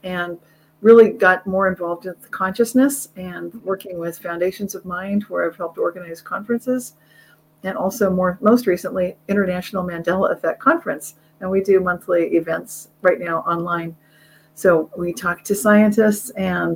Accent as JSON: {"language": "English", "town": "Carmichael", "region": "California", "country": "United States", "tie": "born or raised there", "said": "I grew up in the Sacramento area, Carmichael, really close"}